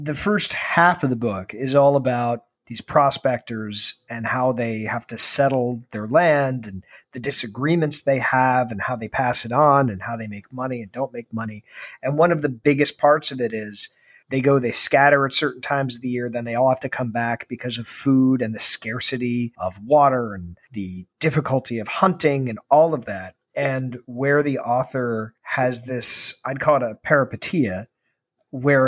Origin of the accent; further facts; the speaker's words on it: Ireland; as an Irishman